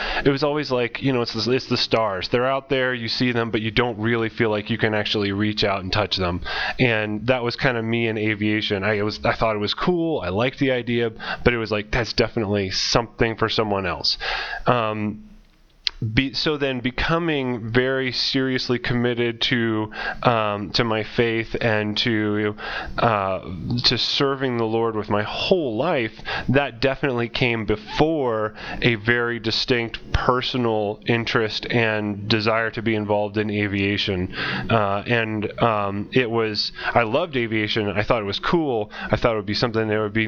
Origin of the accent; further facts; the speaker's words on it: Ohio, United States; moved away as an adult; now in Indonesia; grew up in Ohio